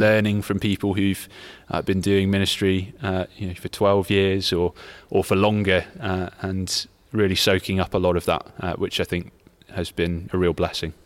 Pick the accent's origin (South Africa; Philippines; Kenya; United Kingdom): United Kingdom; Leicester, East Midlands; moved away as an adult; also born or lived in London; now in Nottingham, United Kingdom; I grew up in Leicester